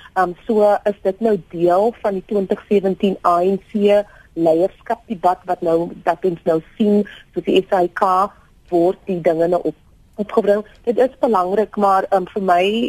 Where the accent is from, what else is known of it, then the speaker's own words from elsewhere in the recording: South Africa; ek is 'n joernalis, maar ek is ook 'n Suid-Afrikaner